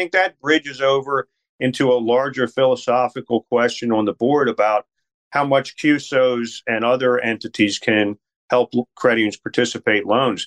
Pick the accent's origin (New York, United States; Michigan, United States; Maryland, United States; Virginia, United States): Maryland, United States; Baltimore; now in Washington, D.C., United States; even though I live in D.C., I grew up in the Baltimore area